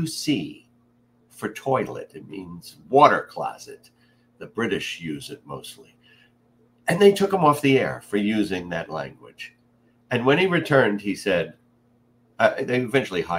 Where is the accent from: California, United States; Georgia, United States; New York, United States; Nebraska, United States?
New York, United States; New York City; But I grew up a New York kid in Queens, just like our previous president, not too far away. I was in Far Rockaway